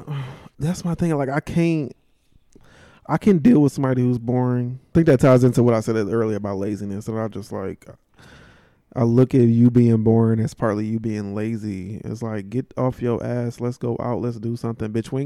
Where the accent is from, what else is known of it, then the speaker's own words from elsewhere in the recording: Cleveland, Ohio, United States; moved away; I am from Cleveland.